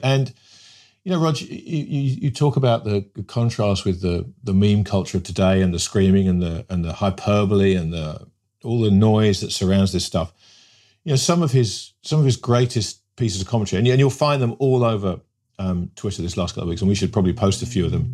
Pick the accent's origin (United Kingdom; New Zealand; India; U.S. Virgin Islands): United Kingdom; England; growing up in England in the nineteen seventies